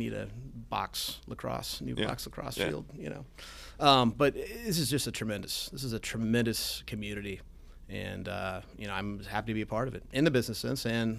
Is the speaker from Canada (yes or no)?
no; Westerville, Ohio, United States; also born or lived in Lexington, Kentucky / Blacklick, Ohio; I grew up in Westerville. I live in Blacklick.